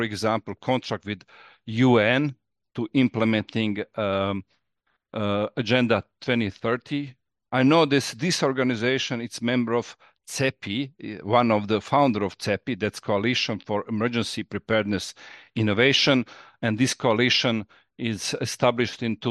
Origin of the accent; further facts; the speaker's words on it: Croatia; I'm from Croatia